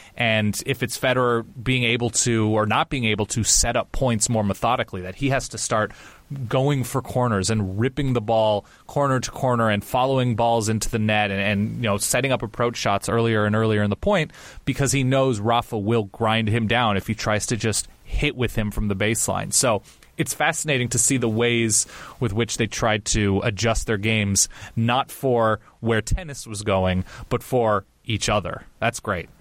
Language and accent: English; California, United States; I grew up on the West Coast. I grew up in California.